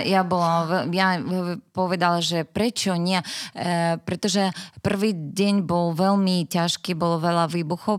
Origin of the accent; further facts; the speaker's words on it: Dnipro, Dnipropetrovsk Oblast, Ukraine; Slovak is a second language; moved away as an adult; now in Slovakia; som Ukrajinka, e, bývala som v meste Dnipro